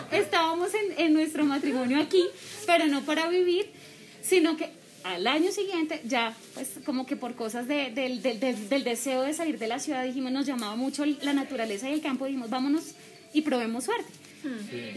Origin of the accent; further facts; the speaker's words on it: Bogotá, Colombia; moved away as an adult; now in Subachoque, Colombia; yo soy de Bogotá, yo soy adoptada de Subachoque